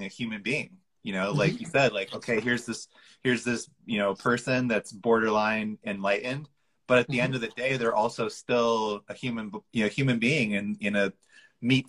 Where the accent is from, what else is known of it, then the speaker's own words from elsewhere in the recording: United States; I'm an American